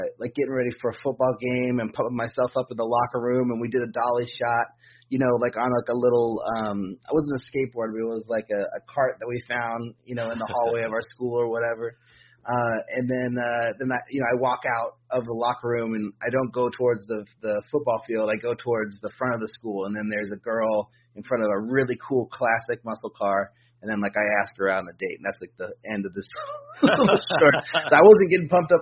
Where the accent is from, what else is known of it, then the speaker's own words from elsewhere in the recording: Berkeley, California, United States; also born or lived in San Francisco, California / Oakland, California; now in Vallejo, United States; I grew up in Berkeley